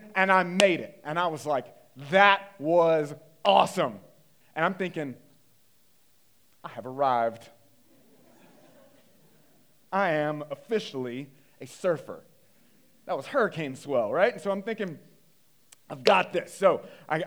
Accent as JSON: {"language": "English", "region": "North Carolina", "country": "United States", "tie": "born or raised there", "said": "I grew up in North Carolina, kind of Bible Belt area"}